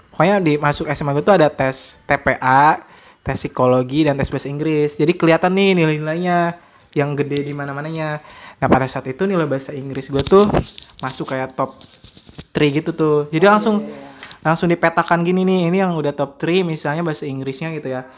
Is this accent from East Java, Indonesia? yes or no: no; Rangkasbitung, Banten, Indonesia; gue lahir di Rangkas Bitung